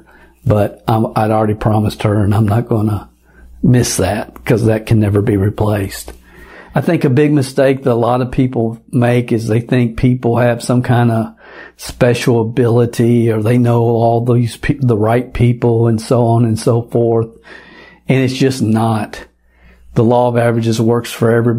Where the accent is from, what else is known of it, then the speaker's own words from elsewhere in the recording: Kentucky, United States; moved away; I haven't gone back to Kentucky, my home state, yet.